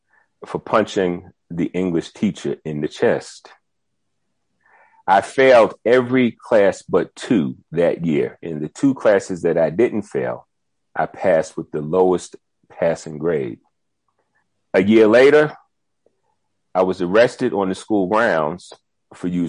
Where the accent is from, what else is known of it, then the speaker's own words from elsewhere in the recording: Tuckahoe, New York, United States; moved away as an adult; now in South Africa; I'm from Tuckahoe, New York, which is very close to the Bronx, actually